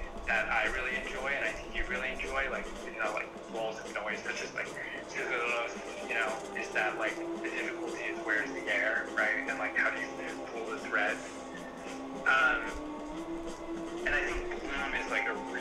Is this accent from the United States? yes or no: yes; New Mexico, United States; moved away as an adult; now in Utah, United States; I'm from New Mexico